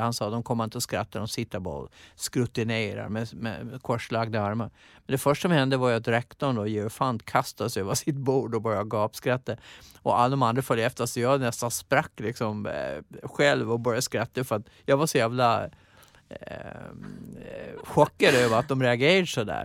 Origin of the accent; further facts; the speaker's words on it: Gotland, Sweden; accent: Gotlandic; moved away as an adult; Och sen åkte jag hem till Gotland